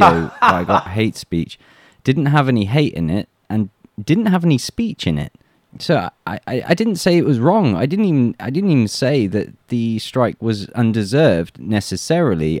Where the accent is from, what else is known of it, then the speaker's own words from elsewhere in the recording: England, United Kingdom; moved away as an adult; now in Russia; I'm an Englishman in Russia